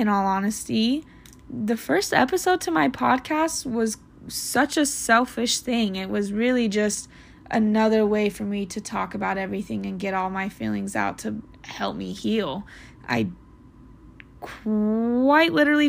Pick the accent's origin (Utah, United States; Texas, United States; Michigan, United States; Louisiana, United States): Utah, United States; Salt Lake City; I am from Salt Lake City, Utah